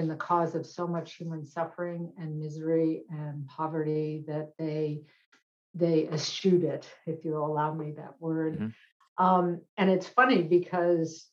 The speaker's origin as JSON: {"language": "English", "town": "Boston", "region": "Massachusetts", "country": "United States", "tie": "born or raised there", "said": "I grew up in Boston"}